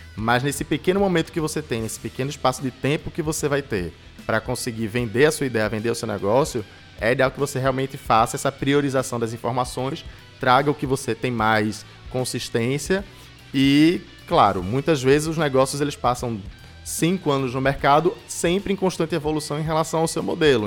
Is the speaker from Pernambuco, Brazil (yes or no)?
yes; Recife, Pernambuco, Brazil; Recifense, né? Nasci em Recife há 27 anos atrás